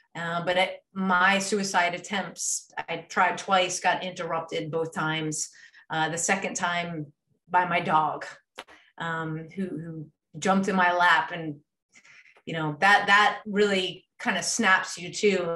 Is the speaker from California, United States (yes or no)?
no; Maryland, United States; moved away as an adult; now in Texas, United States; I moved from from the East Coast. I grew up uh, in Maryland